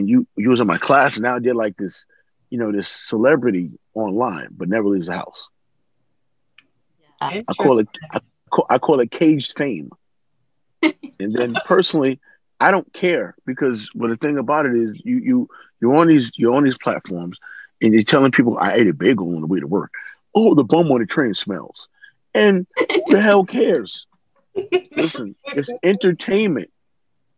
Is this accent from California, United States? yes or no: no; New York City, New York, United States; from the Bronx, New York